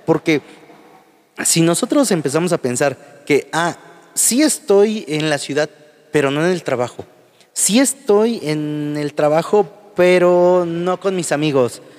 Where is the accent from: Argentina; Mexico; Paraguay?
Mexico; Huajuapan de León, Oaxaca; yo soy de Guajopan de León